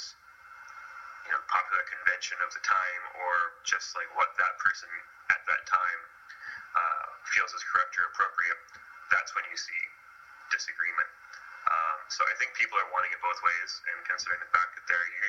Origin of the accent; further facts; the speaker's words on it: Canada; I am Canadian